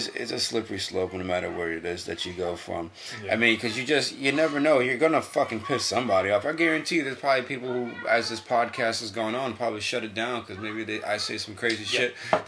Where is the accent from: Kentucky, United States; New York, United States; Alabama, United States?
New York, United States; now in Connecticut, United States; So when I came from New York to Connecticut, man, it took me a long time to figure out that I need to be accountable for my actions.